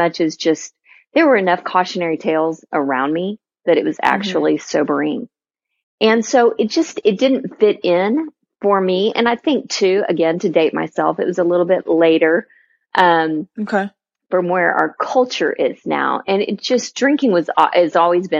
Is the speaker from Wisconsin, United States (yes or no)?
no; Texas, United States; a born, bred, and raised pure Texan